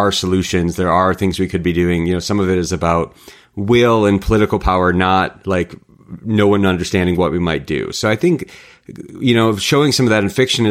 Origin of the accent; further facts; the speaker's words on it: rural Michigan, United States; I grew up in the Midwest as a hiker and a backpacker, grew up in rural Michigan.